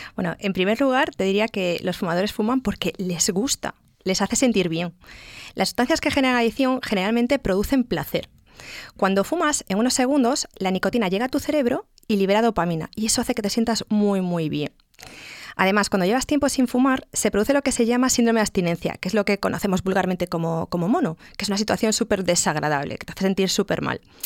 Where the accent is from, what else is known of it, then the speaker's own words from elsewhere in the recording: Galicia, Spain; como buena gallega